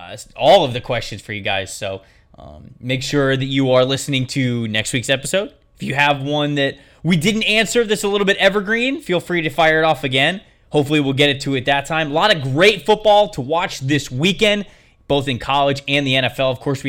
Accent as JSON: {"language": "English", "town": "Tampa", "region": "Florida", "country": "United States", "said": "Like, I'm from the Tampa area."}